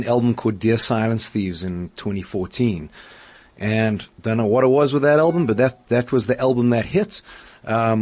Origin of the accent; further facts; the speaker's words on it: Johannesburg, Gauteng, South Africa; I grew up in Northcliff in Joburg.